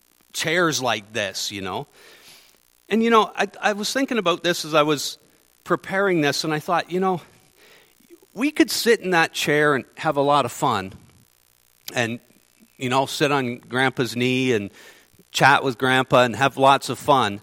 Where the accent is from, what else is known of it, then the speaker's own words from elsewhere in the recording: Ontario, Canada; moved away as an adult; now in Manitoba, Canada; I'm from Ontario. I've only been in Manitoba since March